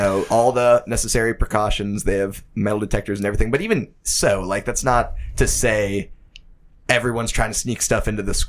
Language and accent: English; Penn Hills, Pennsylvania, United States